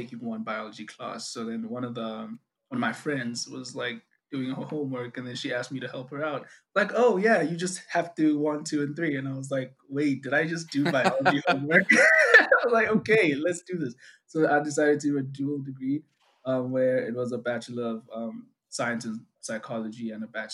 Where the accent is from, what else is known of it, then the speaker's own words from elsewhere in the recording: South Africa; first language Zulu; English is a second language; I'm from South Africa.